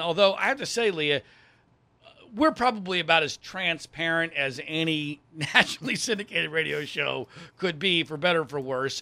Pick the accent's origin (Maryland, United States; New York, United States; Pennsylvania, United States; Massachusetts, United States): Pennsylvania, United States; moved away; also born or lived in Ohio / North Carolina / Florida / Virginia; I grew up in Pennsylvania, I've lived in Ohio, I've lived in North Carolina, I've lived in Florida, I've lived in Virginia